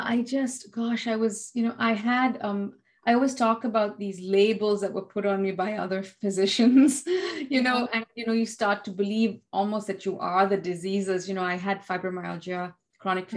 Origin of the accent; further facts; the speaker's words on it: India; being an Indian